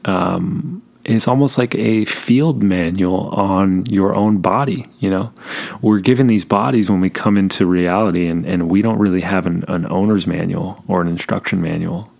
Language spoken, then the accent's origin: English; Southern California, United States; I was born in Southern California